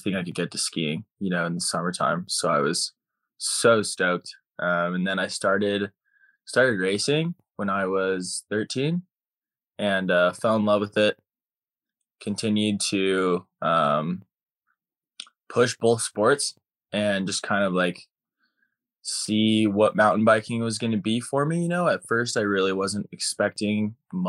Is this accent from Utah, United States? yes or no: yes; Utah, United States; I grew up in Utah, born and raised. I grew up originally on a ranch about an hour south of Salt Lake